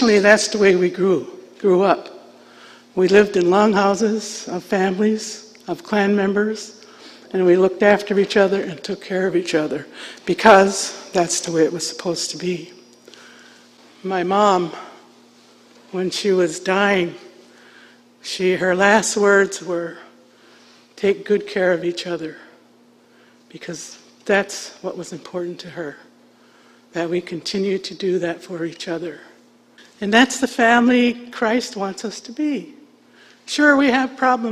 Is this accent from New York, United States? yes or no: yes; Onondaga Nation, south of Syracuse, New York, United States; I was raised at the Onondaga Nation, which is south of Syracuse, New York.